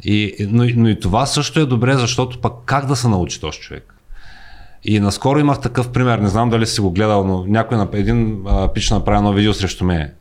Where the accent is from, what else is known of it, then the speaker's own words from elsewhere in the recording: Bulgaria; moved away as an adult; now in United States; ние сме си българи там